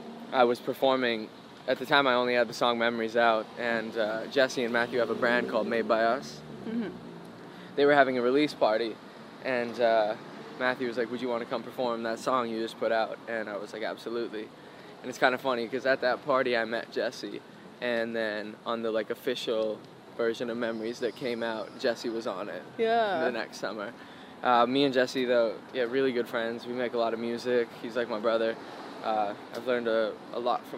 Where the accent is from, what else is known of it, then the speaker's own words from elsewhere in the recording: Canada; now in Los Angeles, United States; I was a little always different and kind of out of place in my hometown